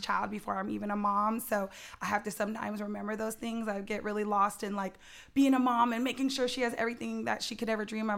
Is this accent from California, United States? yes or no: yes; San Jose, California, United States; growing up in San Jose, there's three percent black people here